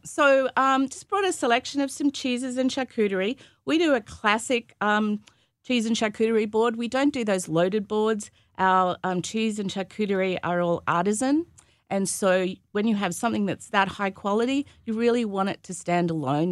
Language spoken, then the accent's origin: English; Gympie, Queensland, Australia; moved away as an adult; also born or lived in Sydney / Melbourne / San Francisco; now in United States; my hometown is Gympie